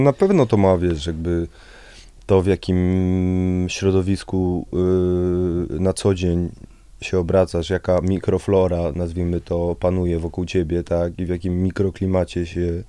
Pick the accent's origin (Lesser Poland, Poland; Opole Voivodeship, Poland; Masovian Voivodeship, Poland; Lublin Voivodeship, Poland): Masovian Voivodeship, Poland; Warsaw; also born or lived in near Piaseczno; ja się urodziłem w, w Warszawie, okay. na Sadybie. Mieszkałem przez kilkanaście pierwszych lat na Sadybie